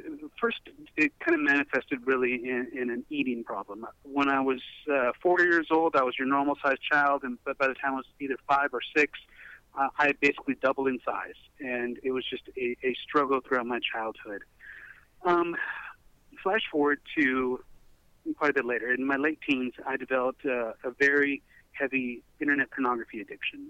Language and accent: English; Middle Tennessee, United States; moved away as an adult; also born or lived in Nashville, Tennessee / California; I'm from the Middle Tennessee area.